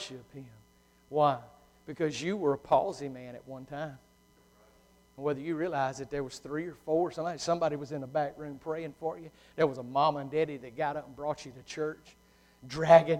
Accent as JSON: {"language": "English", "country": "United States", "tie": "born or raised there", "said": "I'm a typical old Lincoln County, born and raised in Wellman, Baptist Church, redneck"}